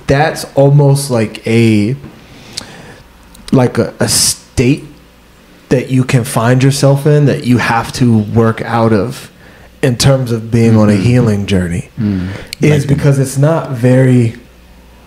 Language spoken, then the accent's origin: English; United States; I grew up in the States, right? I'm African, but I grew up in the States